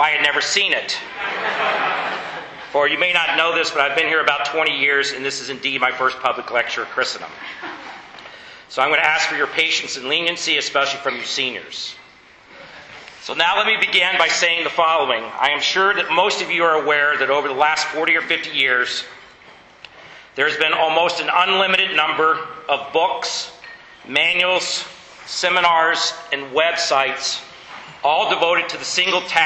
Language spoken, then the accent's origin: English; United States; I'm an American